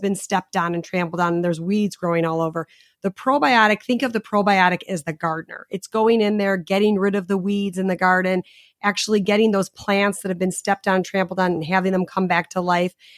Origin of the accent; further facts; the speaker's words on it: Chicago, Illinois, United States; I'm from Chicago